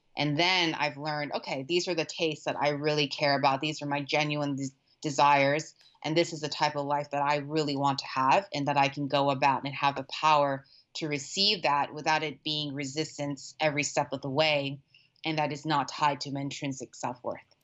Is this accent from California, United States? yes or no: yes; Orange County, Southern California, United States; moved away as an adult; also born or lived in Thailand; now in San Francisco, United States; I grew up in Orange County. Southern California